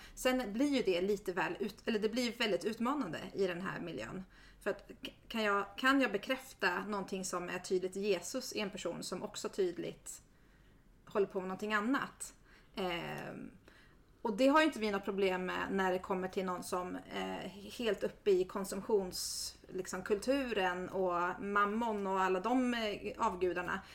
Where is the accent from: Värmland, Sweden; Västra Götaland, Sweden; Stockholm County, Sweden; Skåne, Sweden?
Stockholm County, Sweden; Järna; Jag är uppvuxen i Järna och mina föräldrar är missionärer